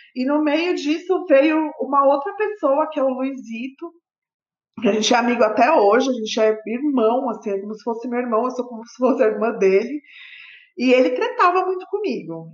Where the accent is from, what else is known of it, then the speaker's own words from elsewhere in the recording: São Bernardo do Campo, São Paulo, Brazil; Eu morava em São Bernardo na época, eu sou lá da ABC.